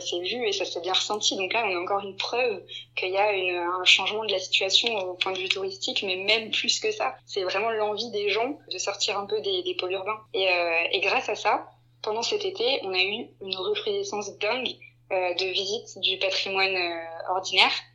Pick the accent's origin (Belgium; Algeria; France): France; Strasbourg, Grand Est; moved away as an adult; also born or lived in Hamburg; now in Lyon, France; je suis de Strasbourg à la base